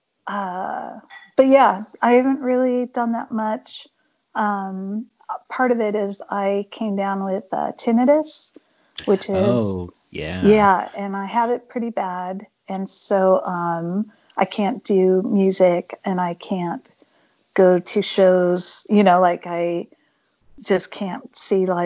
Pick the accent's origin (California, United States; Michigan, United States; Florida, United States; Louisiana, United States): California, United States; Pleasanton; I grew up in Pleasanton, California, and it was a pretty small town.